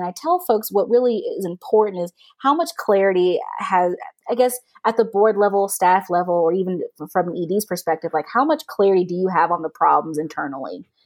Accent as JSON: {"language": "English", "region": "the South", "country": "United States", "said": "I'm also a Southerner"}